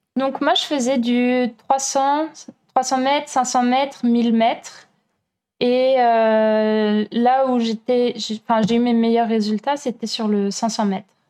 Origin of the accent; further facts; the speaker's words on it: France; moved away as an adult; also born or lived in Berlin / Chile / Italy / Germany; now in Montreal, Canada; en France, donc euh, mon pays natal